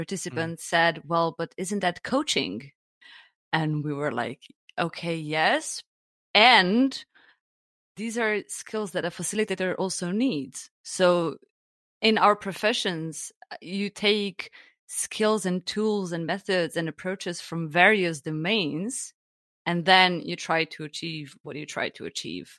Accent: Slovenia; now in Germany; I'm originally from Slovenia

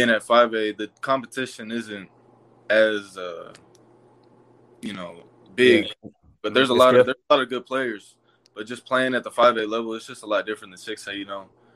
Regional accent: Arlington, Texas, United States; also born or lived in Arkansas; now in Crowley, United States; I'm from Arlington, Texas. I lived in Arkansas for a couple years of my life. And then we moved back to Texas

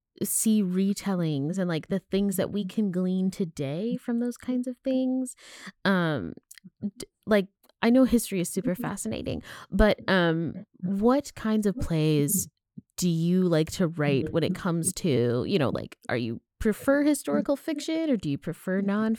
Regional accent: Virginia, United States; I'm actually from Virginia

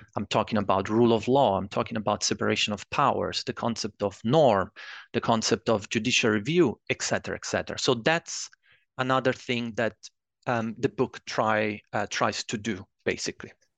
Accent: Italy; moved away as an adult; also born or lived in Edinburgh, Scotland; I'm originally from Italy

